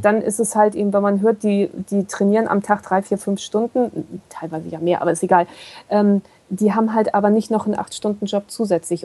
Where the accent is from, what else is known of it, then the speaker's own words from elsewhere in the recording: Kiel, Schleswig-Holstein, Germany; ich komme nur aus Kiel, ich bin echt Seeratte